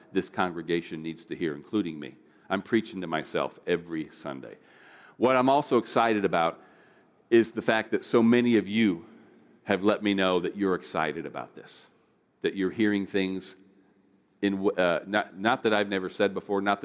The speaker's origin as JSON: {"language": "English", "country": "United States", "said": "as an American"}